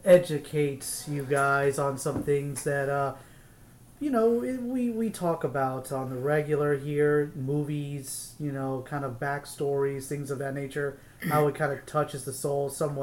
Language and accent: English; Arizona, United States; So growing up in Arizona in the late 70s, early 80s, I was on a military base, Luke Air Force Base.